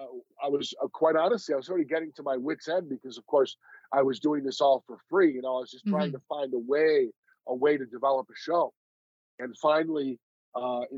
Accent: Buffalo, New York, United States; moved away; I grew up in Buffalo, New York, which is, as you know, is a border town

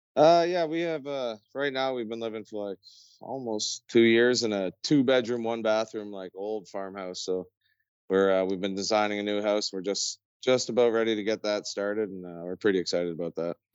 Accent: near Barrie, Ontario, Canada; we moved back home to my hometown, menacing, uh, well, just outside of Barrie, Ontario

